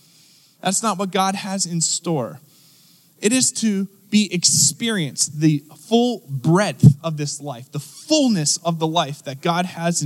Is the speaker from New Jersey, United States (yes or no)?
yes; New Jersey, United States; now in Pittsburgh, United States; so I moved here from Philadelphia area, South Jersey to be specific. Hello, anyone from South Jersey?